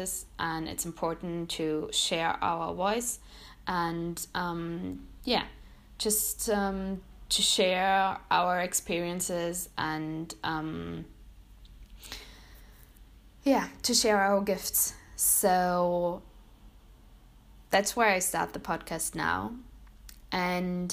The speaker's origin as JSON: {"language": "English", "town": "Munich", "region": "Bavaria", "country": "Germany", "tie": "born or raised there", "second_language": "English", "said": "I was born and grew up here in Munich"}